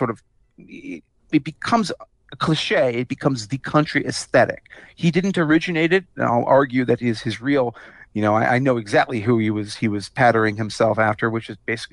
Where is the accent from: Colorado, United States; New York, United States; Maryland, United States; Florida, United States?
Maryland, United States; Potomac; grow up in Potomac, Maryland